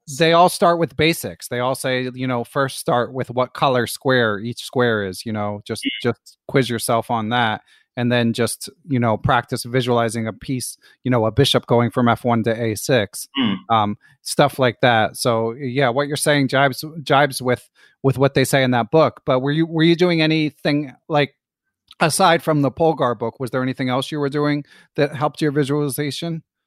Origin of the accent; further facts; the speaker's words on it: Philadelphia, Pennsylvania, United States; also born or lived in Pittsburgh; me growing up in Philly